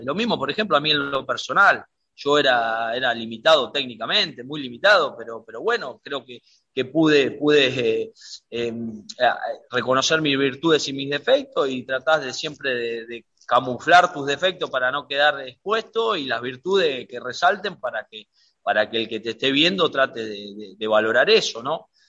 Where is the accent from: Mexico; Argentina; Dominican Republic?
Argentina; acá en mi país